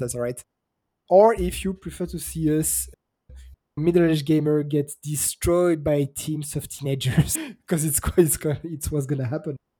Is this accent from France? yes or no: yes; France; As a French kid growing up